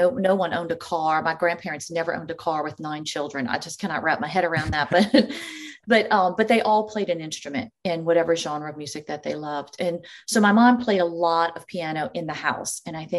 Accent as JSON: {"language": "English", "region": "Louisiana", "country": "United States", "tie": "born or raised there", "said": "Sure. I was born and raised in this beautiful city."}